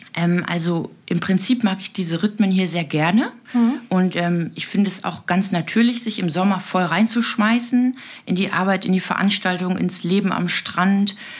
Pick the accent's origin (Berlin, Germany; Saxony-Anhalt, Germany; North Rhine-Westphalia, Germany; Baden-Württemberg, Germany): Berlin, Germany; now in Juist, Germany; ich komme aus Berlin-Neukölln